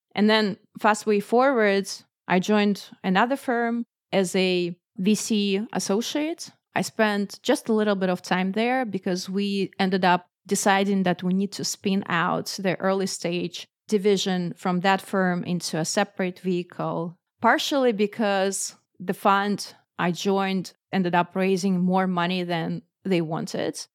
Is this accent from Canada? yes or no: no; Moscow, Russia; I grew up in Moscow, which is the capital of Russia